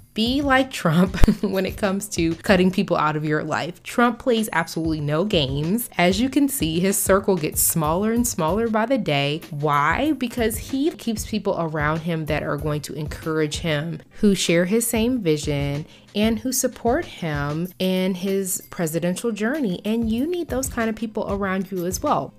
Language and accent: English; United States; as an American